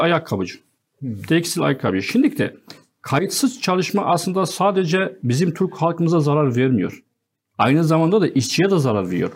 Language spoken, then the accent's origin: Turkish; Azaz, Aleppo Governorate, Syria; Turkish is a second language; moved away as an adult; also born or lived in Deir ez-Zor, Syria; now in Turkey; köken Halep'ten, Azez bölgesine.